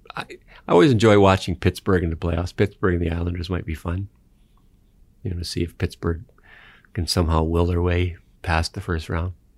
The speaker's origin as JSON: {"language": "English", "country": "Canada", "said": "I'm a Canadian"}